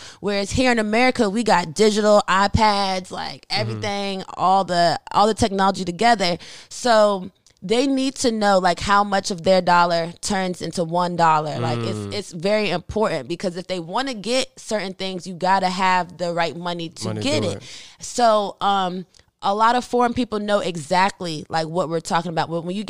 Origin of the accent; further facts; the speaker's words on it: Germany; Like, so I grew up in Germany. I was born and raised in Germany. My dad's in the military.